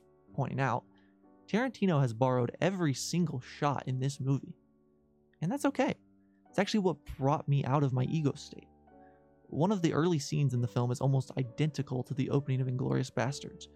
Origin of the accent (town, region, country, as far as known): United States